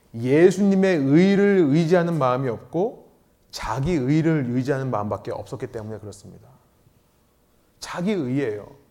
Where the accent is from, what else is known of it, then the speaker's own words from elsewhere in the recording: Seoul, South Korea; moved away as an adult; 저도 강남 출신인데